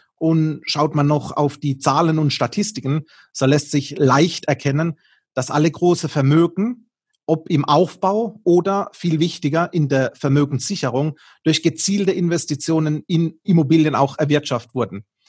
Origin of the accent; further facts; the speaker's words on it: Baden-Württemberg, Germany; accent: Baden dialect; unseren Dialekt, nämlich unsere badische Verbindung